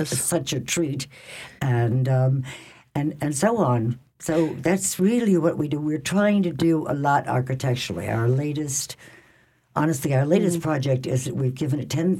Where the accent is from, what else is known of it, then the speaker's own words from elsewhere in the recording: New Orleans, Louisiana, United States; I grew up in New Orleans